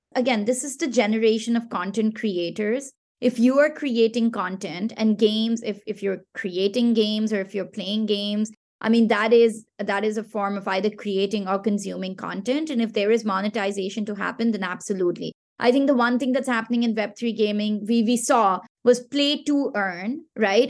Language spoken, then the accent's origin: English; Pakistan; first language Pashto; English is a second language; from Pakistan, which is my home country